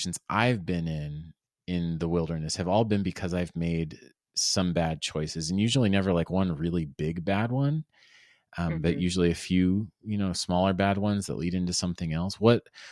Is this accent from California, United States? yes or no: no; South Florida, United States; moved away; also born or lived in Indiana / Phoenix; I'm from South Florida originally, which is even more different